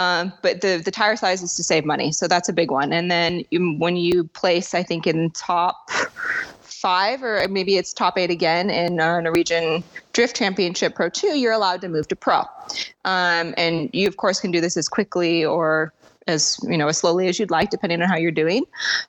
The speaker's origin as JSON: {"language": "English", "town": "San Diego", "region": "California", "country": "United States", "lives_now": "Norway", "said": "I am from San Diego, California. I'm 28 years old, and I am a drift car driver. I now live in Norway."}